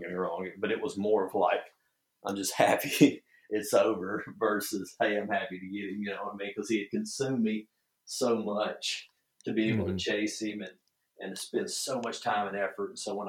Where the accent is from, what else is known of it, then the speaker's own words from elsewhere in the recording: the South, United States; I was lucky or cursed enough, whatever you want to say it, that I grew up in the South hunt.